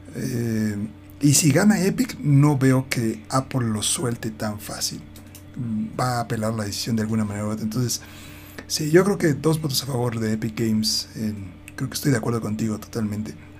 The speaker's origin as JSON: {"language": "Spanish", "country": "Mexico"}